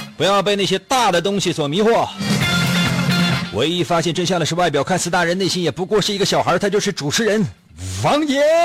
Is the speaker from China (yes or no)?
yes; Northeast China, China; 在我们东北现在还零下呢